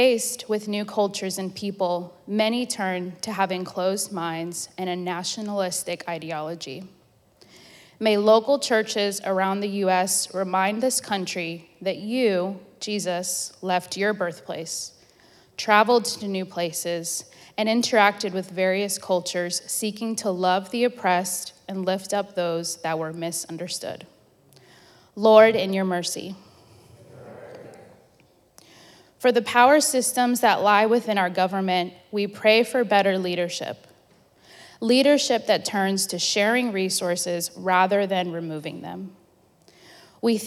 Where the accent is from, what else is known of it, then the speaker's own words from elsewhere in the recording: Venezuela; now in United States; I am from Venezuela